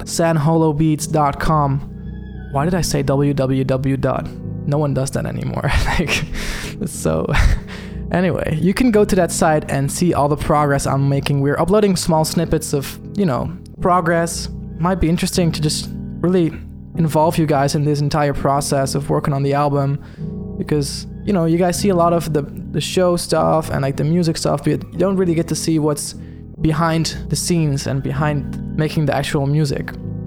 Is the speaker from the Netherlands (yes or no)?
yes; Zoetermeer, South Holland, Netherlands; he is from my hometown in Holland, Zoetermeer.